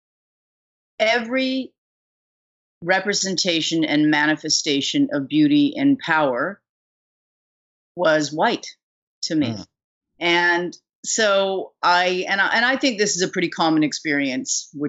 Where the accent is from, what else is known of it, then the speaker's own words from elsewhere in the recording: Vancouver, British Columbia, Canada; moved away; also born or lived in New York; growing up in Vancouver